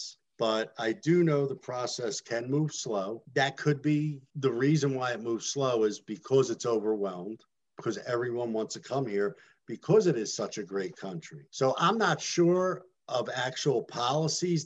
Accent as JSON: {"language": "English", "country": "United States", "tie": "born or raised there", "said": "I am born in this country. So I am an American Italian. My grandparents were Italian Americans"}